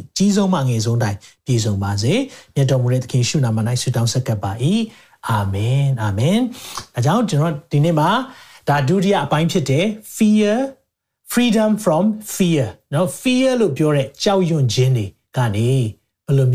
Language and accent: Burmese; Chin State, Myanmar